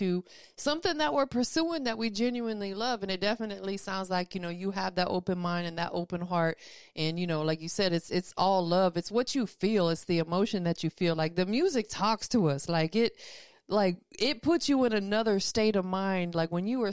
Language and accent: English; Tampa, Florida, United States; now in Atlanta, United States; I'm from Tampa. I still represent it. People call me …, but I'm out here in ATL now